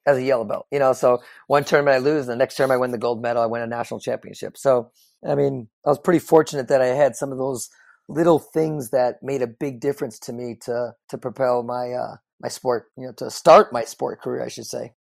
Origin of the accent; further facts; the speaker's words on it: Chicago, Illinois, United States; just like any kid growing up in the Midwest, I'm from the Chicagoland area